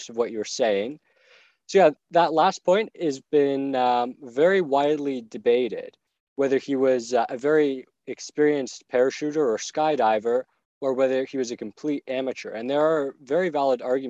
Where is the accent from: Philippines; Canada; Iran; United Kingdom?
Canada; Barrie, Ontario; Barrie, which is where we're from.